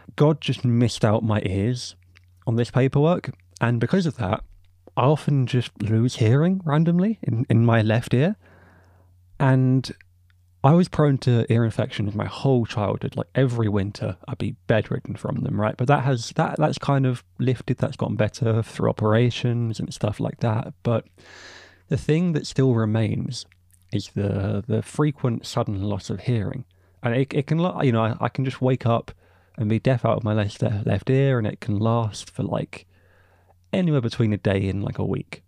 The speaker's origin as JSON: {"language": "English", "region": "England", "country": "United Kingdom", "said": "I, as an English man"}